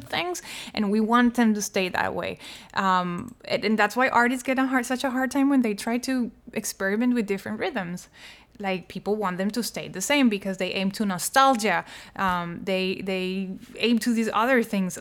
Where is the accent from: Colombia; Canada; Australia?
Colombia; I was born in Colombia